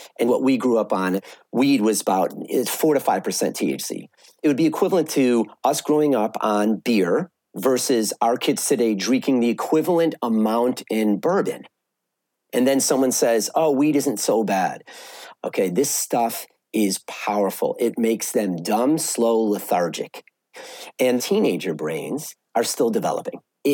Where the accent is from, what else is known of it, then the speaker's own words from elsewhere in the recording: Evanston, Illinois, United States; I grew up in Evanston.